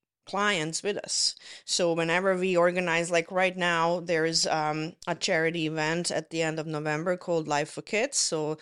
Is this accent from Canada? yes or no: yes; Toronto, Ontario, Canada; now in Penetanguishene, Canada; I say that because I came from Toronto. You don't feel that very much in big cities, but in a smaller community